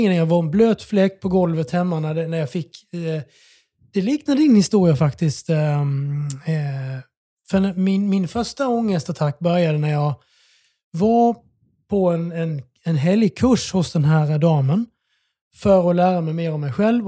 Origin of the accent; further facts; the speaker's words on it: Bromölla, Skåne, Sweden; moved away as an adult; also born or lived in Oslo, Norway / Melbourne, Australia; now in Stockholm, Sweden; Jag är från Skåne